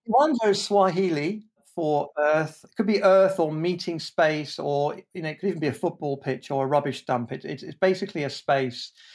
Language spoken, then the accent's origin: English; Jersey; I was born in Jersey, in the Channel Islands. That's not New Jersey.